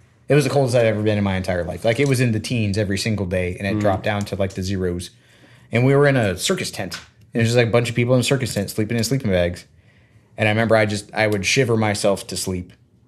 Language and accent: English; Florida, United States; Growing up in Florida